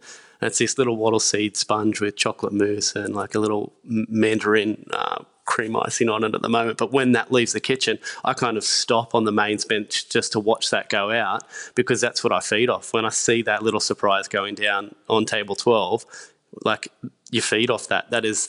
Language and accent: English; Lake Macquarie, New South Wales, Australia; I grew up in Lake Macquarie, so it's just near Newcastle, about 15, 20 minutes from Newcastle.